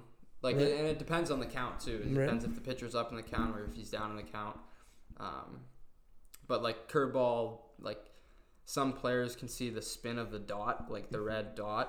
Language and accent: English; Ontario, Canada; also born or lived in St. Cloud, Minnesota / Dakota; growing up in Ontario